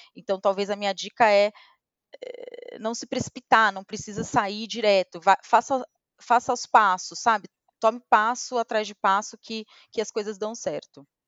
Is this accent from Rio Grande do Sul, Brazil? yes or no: no; Santos, São Paulo, Brazil; moved away as an adult; Eu sou de Santos. E eu estudei numa escola relativamente simples lá em Santos